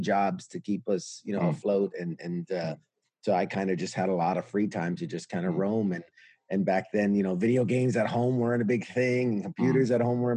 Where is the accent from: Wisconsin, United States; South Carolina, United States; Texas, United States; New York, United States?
New York, United States; New York City; I'm born and raised New York City, U.S.